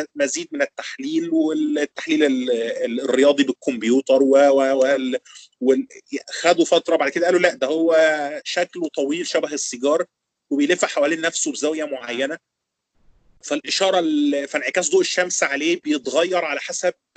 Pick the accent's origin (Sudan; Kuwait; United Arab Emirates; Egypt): Egypt; عندنا في مصر